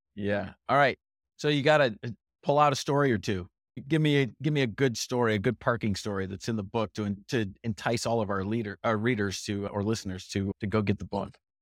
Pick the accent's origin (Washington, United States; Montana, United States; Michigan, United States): Michigan, United States; I grew up in Michigan